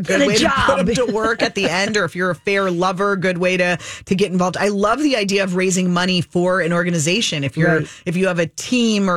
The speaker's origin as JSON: {"language": "English", "region": "Minnesota", "country": "United States", "said": "as a Minnesotan, just like going to the fair, working at the fair at least once when you're growing up, it's kind of a rite of passage."}